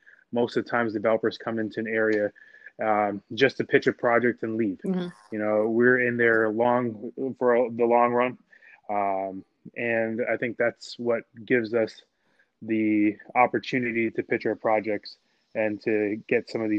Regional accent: Toronto, Ontario, Canada; also born or lived in Montana; now in Philadelphia, United States; I am a Canadian. I'm from Toronto, Canada. I did school out there.

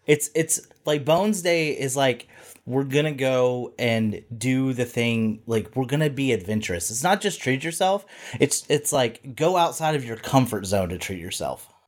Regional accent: the South, United States; accent: Southern; I'm from the South

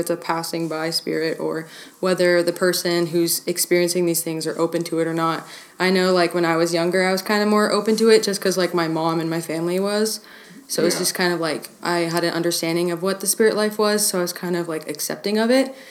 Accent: California, United States; moved away as an adult; now in Montana, United States; I'm from California originally

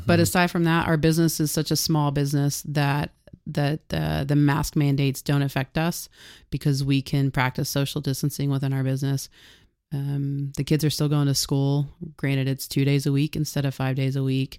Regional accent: Harrah, Oklahoma, United States; I grew up in Hera, Oklahoma

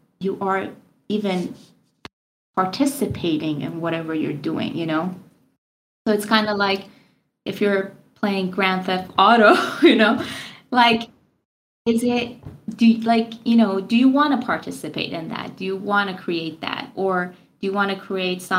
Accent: Iran; moved away as an adult; now in United States; I'm from Iran and I moved to America when I was like 22.

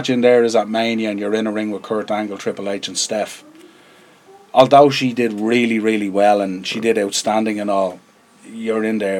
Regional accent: Ireland; we're Irish

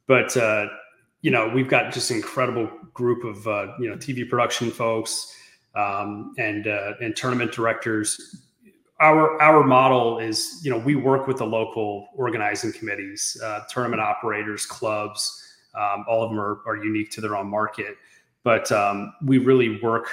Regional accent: Sarasota, Florida, United States; I grew up in Sarasota, Florida

